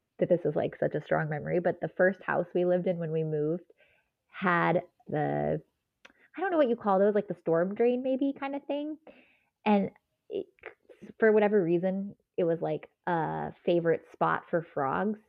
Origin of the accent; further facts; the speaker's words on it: Southern California, United States; When we moved from Southern California to Northern California, I was basically almost in middle school